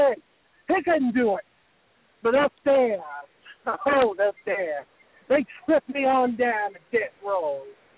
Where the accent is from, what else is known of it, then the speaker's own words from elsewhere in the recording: the South, United States; Listen, buddy, I'm from the South.